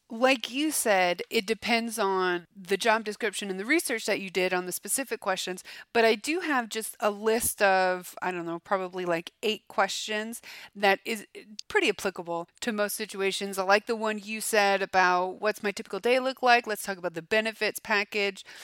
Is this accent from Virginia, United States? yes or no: no; Florida, United States; I'm from Florida, I guess. I mean, say an orange. I'm from Florida. I'm delicious.